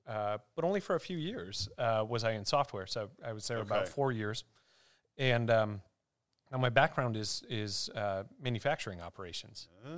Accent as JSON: {"language": "English", "town": "Cedar Springs", "region": "Michigan", "country": "United States", "tie": "born or raised there", "also_born_or_lived": "Grand Rapids, Michigan", "said": "Sold the house that I grew up in downstate in Cedar Springs, the red flannel capital of, they claimed the world, at least the red flannel capital of Michigan."}